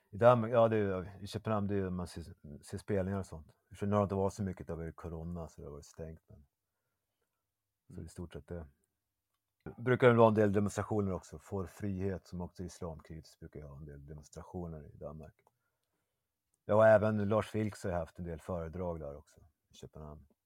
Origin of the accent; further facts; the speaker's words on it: Umeå, Västerbotten County, Sweden; now in Malmö, Sweden; Ja, Umeå.